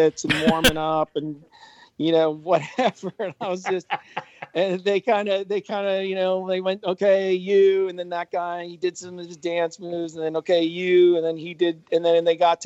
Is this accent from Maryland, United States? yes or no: no; Ohio, United States; moved away as an adult; He was an all Ohio wide receiver from my high school